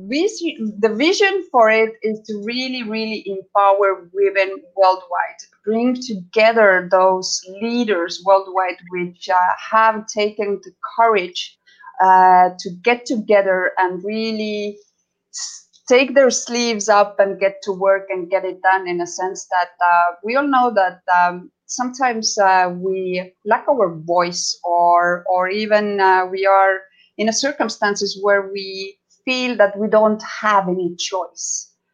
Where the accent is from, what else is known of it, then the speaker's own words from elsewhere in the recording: Estonia; now in Los Cabos, Mexico; I am from Estonia, which is previous Soviet com- uh, Soviet Union country.